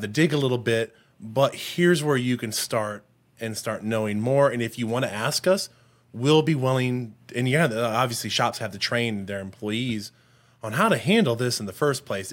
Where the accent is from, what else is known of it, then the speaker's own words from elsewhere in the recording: Harper, Texas, United States; I grew up out in Harper, Texas.